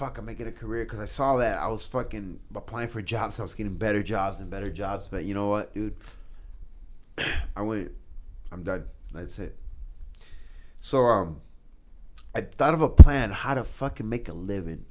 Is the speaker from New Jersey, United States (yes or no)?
no; Schuyler, Nebraska, United States; also born or lived in South Omaha, Nebraska; now in Omaha, United States; growing up in Skyler